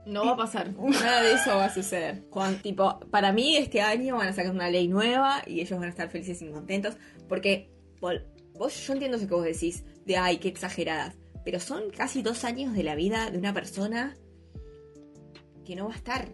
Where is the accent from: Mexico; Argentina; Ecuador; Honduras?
Argentina